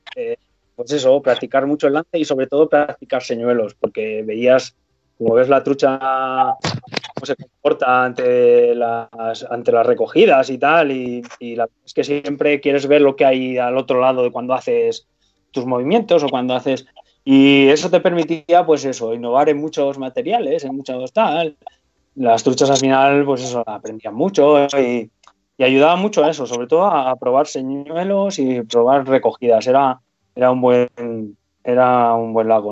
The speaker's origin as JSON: {"language": "Spanish", "country": "Spain", "said": "aquí en España"}